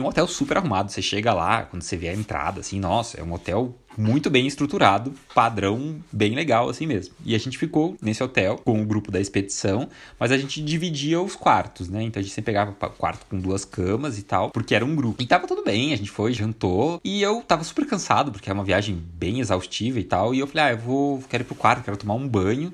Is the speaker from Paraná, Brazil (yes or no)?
yes; Curitiba, Paraná, Brazil; eu sou de Curitiba